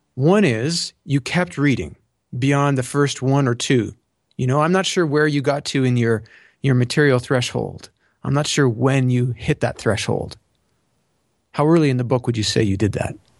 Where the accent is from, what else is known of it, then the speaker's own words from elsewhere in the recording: Canada; I'm Canadian